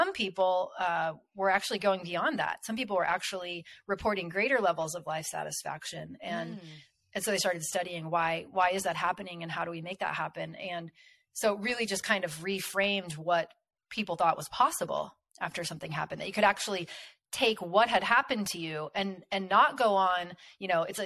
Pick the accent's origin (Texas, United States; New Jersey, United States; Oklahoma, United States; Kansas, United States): Kansas, United States; where I'm from Kansas, and we have a lot of tornadoes here